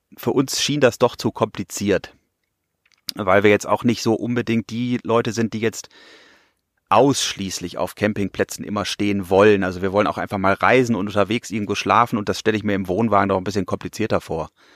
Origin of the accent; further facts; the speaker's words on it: Bielefeld, North Rhine-Westphalia, Germany; moved away as an adult; now in Pfronten, Germany; bin ich hier natürlich nicht geboren, sondern ich komme aus der wunderschönen Stadt Bielefeld in Nordrhein-Westfalen.